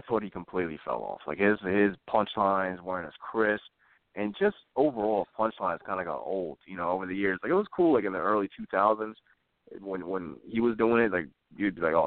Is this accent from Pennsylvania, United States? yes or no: yes; Philadelphia, Pennsylvania, United States; I'm from Philly